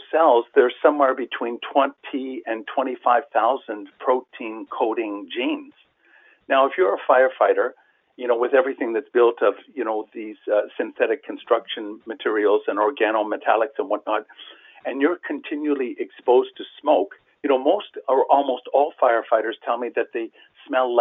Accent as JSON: {"language": "English", "country": "Canada", "said": "a Canadian, as a tax-paying Canadian citizen"}